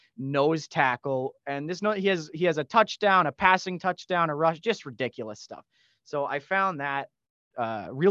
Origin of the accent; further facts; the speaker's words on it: Edmonton, Alberta, Canada; accent: Canadian; being from Edmonton